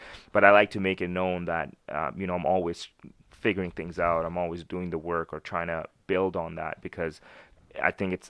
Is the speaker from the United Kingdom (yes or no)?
no; Pakistan; born there; I was born in Pakistan, right? So I have like a cultural difference also.